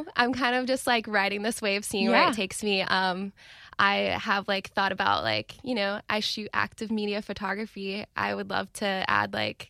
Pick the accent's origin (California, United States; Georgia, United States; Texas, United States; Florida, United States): Florida, United States; Jacksonville; I'm from Jacksonville.